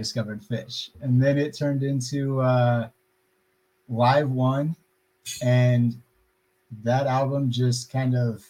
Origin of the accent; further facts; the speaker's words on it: Colorado, United States; I'm from Colorado.